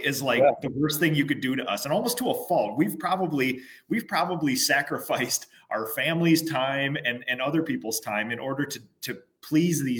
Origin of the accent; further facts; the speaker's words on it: Minnesota, United States; I'm a Minnesotan